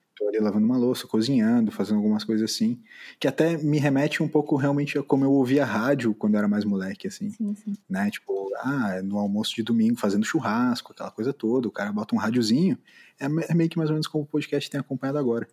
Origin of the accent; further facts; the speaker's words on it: Brazil; como brasileiro